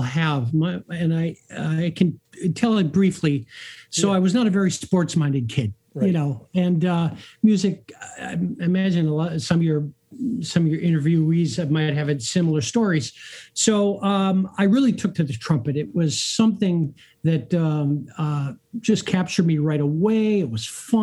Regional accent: Duluth, Minnesota, United States; moved away; I grew up in Duluth, Minnesota

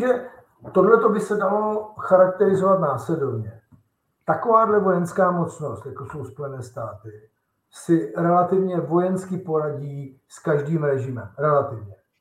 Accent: Czechia; U nás v Česku

